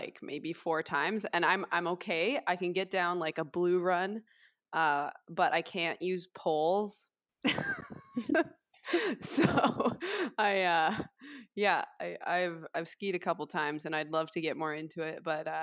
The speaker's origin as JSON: {"language": "English", "town": "Vancouver", "region": "British Columbia", "country": "Canada", "tie": "born or raised there", "lives_now": "Squamish, Canada", "said": "I grew up in Vancouver"}